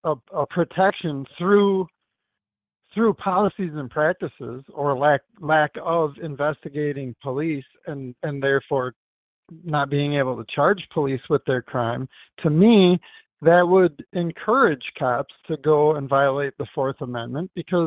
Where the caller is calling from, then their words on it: Wisconsin, United States; I'm calling from Wisconsin